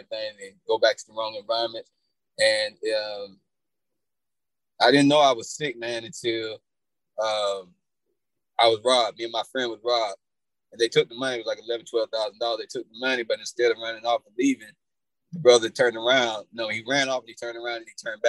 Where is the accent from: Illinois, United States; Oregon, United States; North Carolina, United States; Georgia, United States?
Georgia, United States; Atlanta; also born or lived in Indiana; I came from Indiana, but my mother and father moved us to Atlanta in like 87.